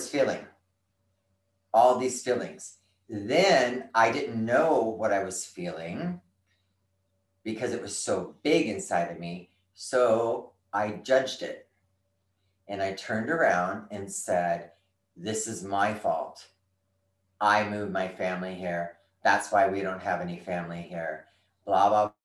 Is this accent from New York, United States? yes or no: no; California, United States; also born or lived in Pacific Northwest; now in Texas, United States; I'm from California